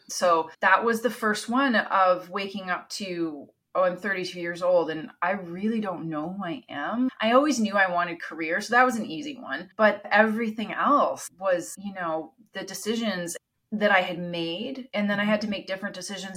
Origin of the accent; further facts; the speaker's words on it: Canada; first language Italian; English is a second language; moved away as an adult; also born or lived in Italy; My parents are Italian. They immigrated to Canada, where I was born. Italian's my first language.